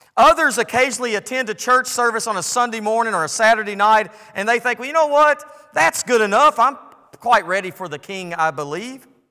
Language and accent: English; United States; I'm grateful to be born in the United States of America